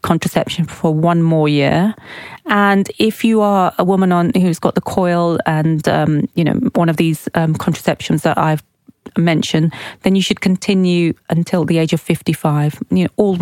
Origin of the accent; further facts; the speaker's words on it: Oxford, South East England, United Kingdom; we grew up in Oxford, but we're of Pakistani heritage